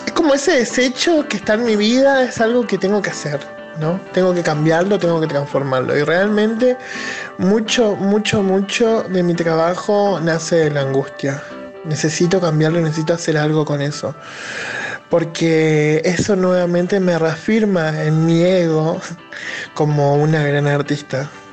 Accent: Chaco, Argentina; now in Buenos Aires, Argentina; nací en Chaco y sobreviviendo en Buenos Aires.

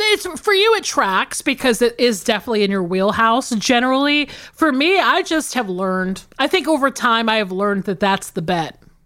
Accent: the South, United States; living and growing up in the South

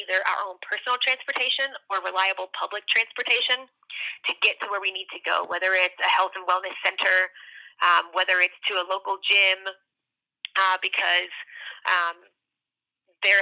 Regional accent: North Carolina, United States; I grew up in North Carolina, and I grew up about as close to the Virginia border as you could get without being in Virginia

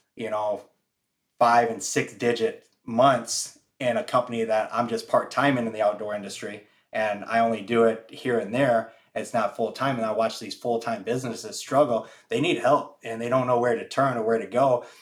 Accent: Michigan, United States; moved away; I'm originally from the Midwest in Michigan

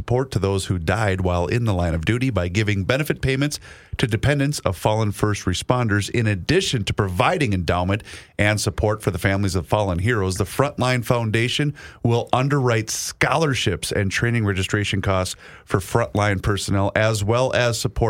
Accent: Faribault, Minnesota, United States; moved away; My hometown of Faribault, Minnesota

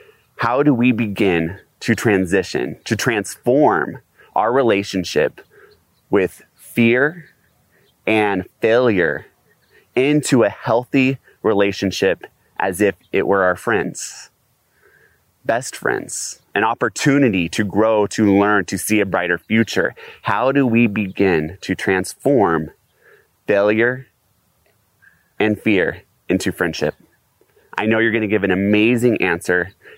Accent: Las Vegas, Nevada, United States; from Las Vegas, Nevada

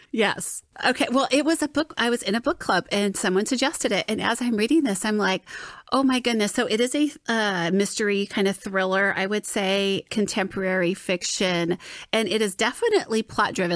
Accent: Southern California, United States; moved away as an adult; also born or lived in Florida; now in Saint Louis, United States; I was born and raised in Southern California, as was my husband

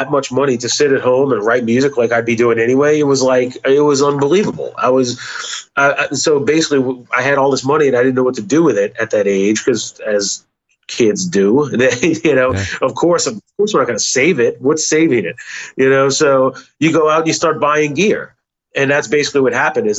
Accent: Metairie, Louisiana, United States; I grew up in a suburb called Metairie and went to school there, was born and raised there

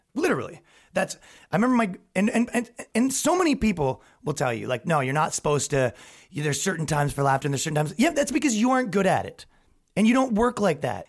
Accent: Ajax, Ontario, Canada; moved away as an adult; now in New York, United States; I grew up in Ajax, Ontario, Canada

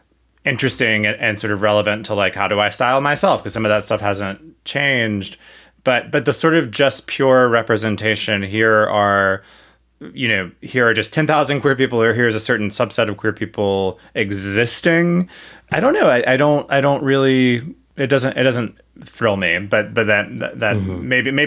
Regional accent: South Carolina, United States; I definitely had no models of what queerness looked like, romantic or just people or otherwise, in my hometown. So running into one of these, in any of these books in the library, would have been fantastic in that regard, even if sort of unlikely in South Carolina.

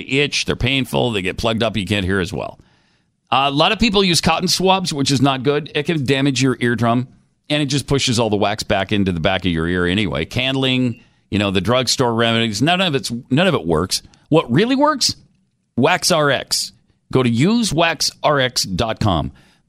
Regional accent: Texas, United States; And all Texan. I am so Texan.

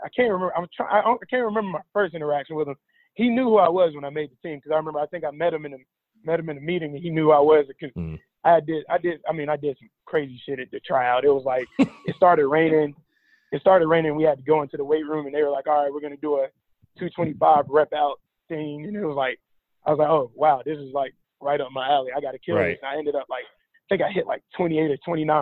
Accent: Rock Hill, South Carolina, United States; We're both from Rock Hill. Mm. Been playing against him since a kid. Played against him in high school on ESPN

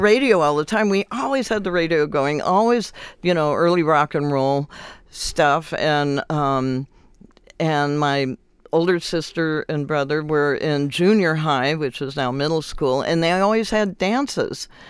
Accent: Compton, California, United States; I grew up in Compton

